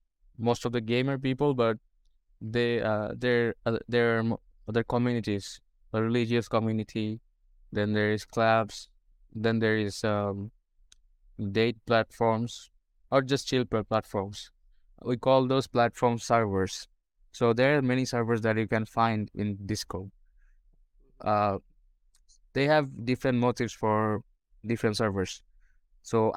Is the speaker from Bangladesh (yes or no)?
yes; Bangladesh; English is a second language; I'm from Bangladesh.